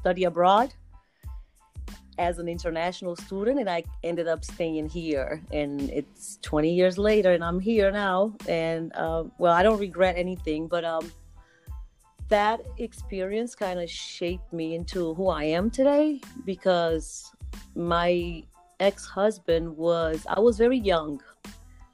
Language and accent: English; Cape Verde; English is a second language; moved away as an adult; I am originally from Cape Verde Islands on the west coast of Africa, but I've moved here a while ago, since I was 21, 22 years old.